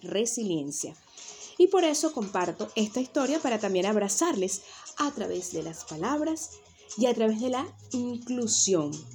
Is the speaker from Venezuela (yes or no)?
yes; Venezuela; moved away as an adult; also born or lived in Canary Islands, Spain; now in Tenerife, Spain; yo soy nacida en Venezuela, que es mi tierra natal, y actualmente vivo en las Islas Canarias, en España